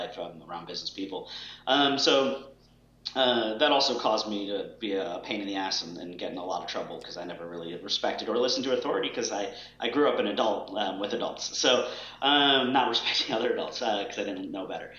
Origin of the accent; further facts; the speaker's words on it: Boston, Massachusetts, United States; I grew up in Boston